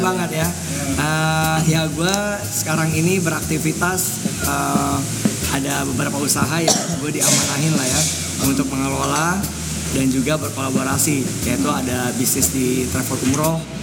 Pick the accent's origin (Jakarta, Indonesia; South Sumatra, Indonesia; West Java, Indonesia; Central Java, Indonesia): Jakarta, Indonesia; also born or lived in Padang (family); gue dari TK di Al Azhar, Al Azhar Pusat ya. ya oh. ya sampai SMA